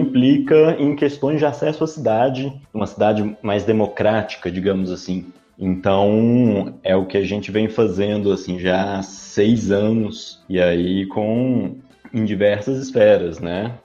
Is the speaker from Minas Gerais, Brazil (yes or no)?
yes; Belo Horizonte, Minas Gerais, Brazil; mineiro de BH